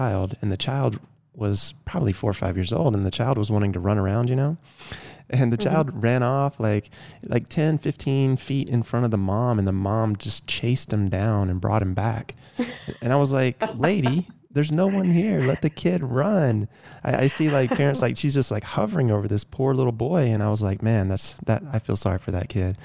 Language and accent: English; Georgia, United States; I grew up in Georgia, so I know a little bit about the heat and humidity